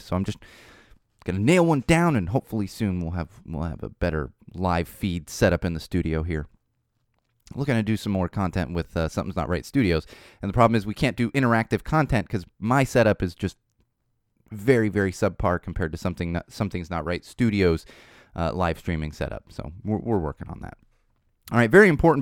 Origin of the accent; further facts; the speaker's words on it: Southern California, United States; I'm from Southern California